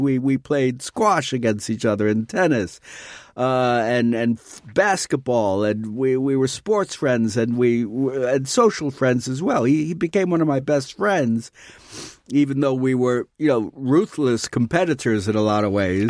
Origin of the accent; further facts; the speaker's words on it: New York City, New York, United States; When I was growing up in New York City